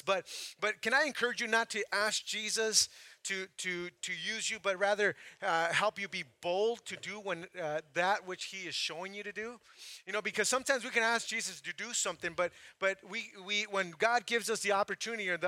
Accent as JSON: {"language": "English", "town": "Santa Maria", "region": "California", "country": "United States", "tie": "born or raised there", "also_born_or_lived": "Mexico", "moved": "as an adult", "lives_now": "Playa del Carmen, Mexico", "said": "I grew up in Santa Maria, California"}